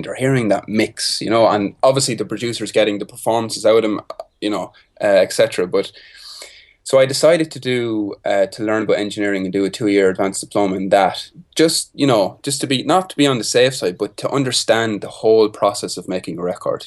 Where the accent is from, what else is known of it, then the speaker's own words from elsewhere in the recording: Carlow, Leinster, Ireland; I grew up in a town called Carlow, Carlow Town. It's about, like, one hour from Dublin, the capital city of Ireland